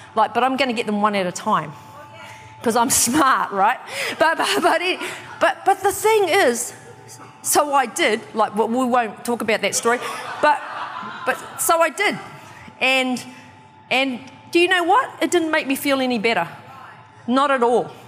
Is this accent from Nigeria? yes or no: no; New Zealand; also born or lived in Kawerau, New Zealand / Wellington, New Zealand; I'm from New Zealand, and I was born in a little town called Kawerau.